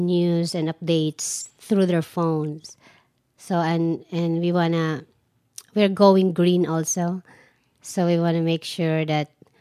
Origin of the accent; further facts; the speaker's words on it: Philippines; moved away as an adult; now in Arizona, United States; I always create events way back in the Philippines